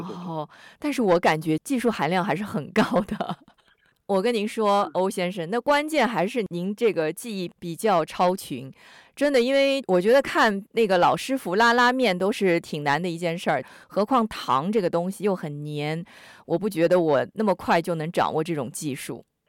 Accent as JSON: {"language": "Chinese", "town": "Sydney", "region": "New South Wales", "country": "Australia", "said": "我们悉尼人哈，我们说悉尼塞的嘛"}